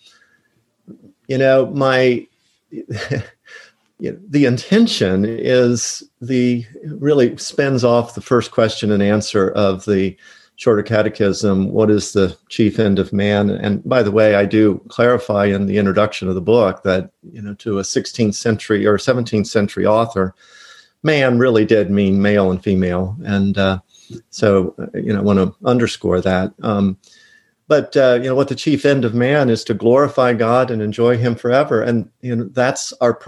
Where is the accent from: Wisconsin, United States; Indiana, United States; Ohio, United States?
Ohio, United States; Cincinnati; moved away as an adult; also born or lived in Michigan / St. Louis, Missouri / Bradenton, Florida; now in Oviedo, United States; I grew up outside of Cincinnati, Ohio